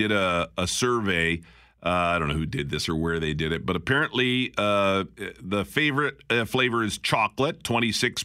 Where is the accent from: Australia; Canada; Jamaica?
Canada; Picture Butte, Alberta; I grew up in Picture Butte, Alberta, the RCMP house was next to us.